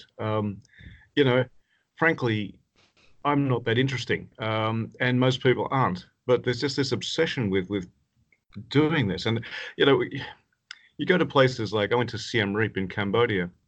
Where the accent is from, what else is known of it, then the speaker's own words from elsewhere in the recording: Tasmania, Australia; moved away as an adult; also born or lived in Canada; I was born in Tasmania and did medicine there